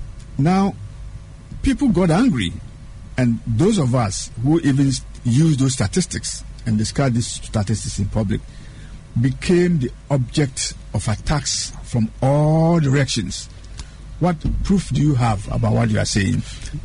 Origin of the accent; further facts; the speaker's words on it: Aguna, Central Region, Ghana; Just drive from Winneba Junction through Swedru to my hometown, the little village of Aguna, Duyakwa, Tursaba.